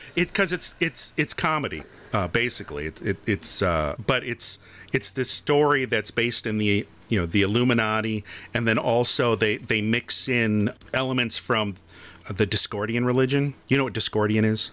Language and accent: English; Farmington, Michigan, United States; when I was in Boy Scouts or Cub Scouts and we did the Pinewood Derby, we did it at the Elks Club in, in Farmington, Michigan